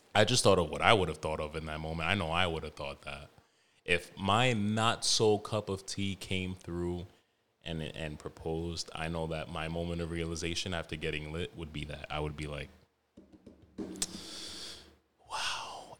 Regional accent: New York, United States; all of those older, savage, like, Middle Eastern niggas I grew up with in New York

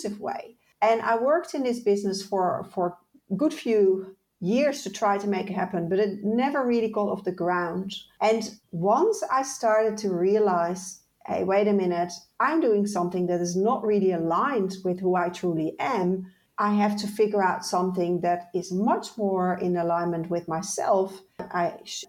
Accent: Netherlands; moved away; also born or lived in Ireland; I moved from the Netherlands, where I'm originally from, to Ireland.

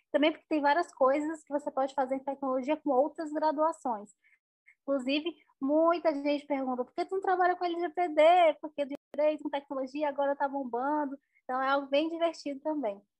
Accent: Northeast Region, Brazil; sou nordestina, muito orgulhosa de onde eu vim, de onde eu estou.

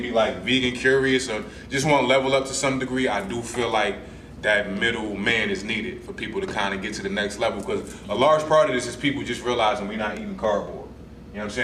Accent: New Jersey, United States; I'm from Jersey

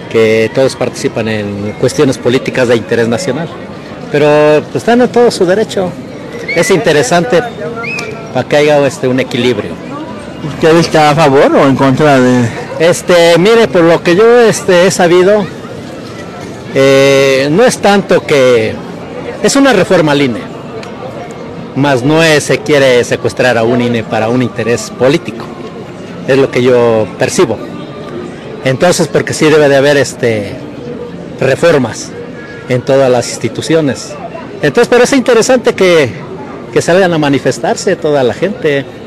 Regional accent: Mexico; yo no soy de aquí, de la ciudad urbana, aquí de la Ciudad de México, eh, soy mexicano al 100%

